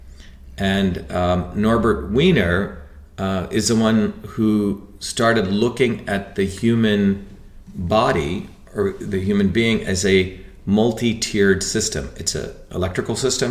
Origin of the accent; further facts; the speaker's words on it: India; now in United States; When I was growing up in India, my great-grandfather could do, you know, fractional multiplication in his head